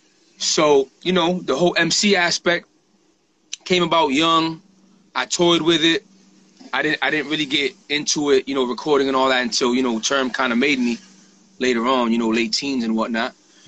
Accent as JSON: {"language": "English", "town": "Haverhill", "region": "Massachusetts", "country": "United States", "said": "I'm from Haverhill, Mass. I'm about a little over a half hour north of Boston."}